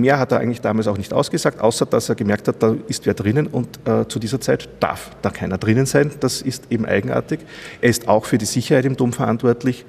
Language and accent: German; Heimat, Upper Austria, Austria; also born or lived in Salzburg; vor einigen Jahren bin ich über den Umweg Salzburg, Kooperationsredaktion der Kirchenzeitungen, wieder zu meinen Anfängen in meine Heimat zurückgekehrt